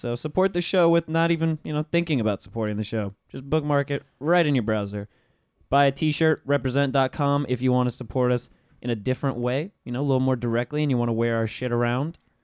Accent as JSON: {"language": "English", "region": "Florida", "country": "United States", "tie": "born or raised there", "said": "I was in Florida my whole life"}